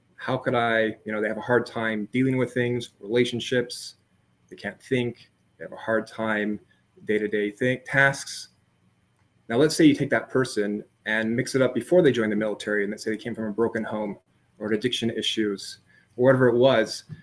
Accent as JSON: {"language": "English", "town": "San Diego", "region": "California", "country": "United States", "tie": "born or raised there", "said": "I grew up in San Diego, California."}